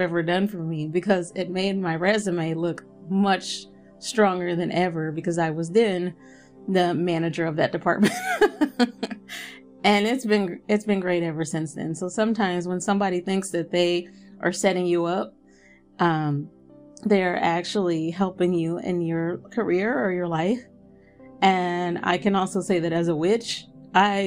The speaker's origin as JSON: {"language": "English", "country": "United States", "said": "I have no issue being American"}